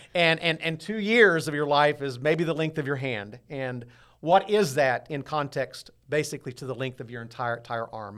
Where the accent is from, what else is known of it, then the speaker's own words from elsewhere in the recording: Southwest Missouri, United States; also born or lived in Dallas; I grew up here in Southwest Missouri